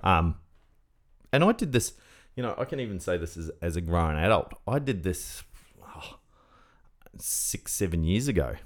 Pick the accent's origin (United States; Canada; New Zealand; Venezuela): New Zealand; I'm a Kiwi, the Kiwi